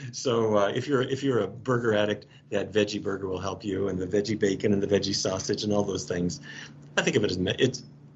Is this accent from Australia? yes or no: no; Fargo, North Dakota, United States; I grew up in Fargo, North Dakota